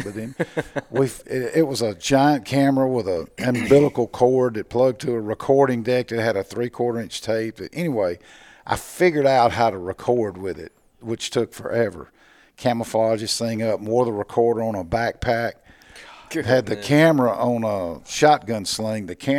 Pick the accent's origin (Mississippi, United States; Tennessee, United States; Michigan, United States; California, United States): Mississippi, United States; Natchez; I grew up in Natchez.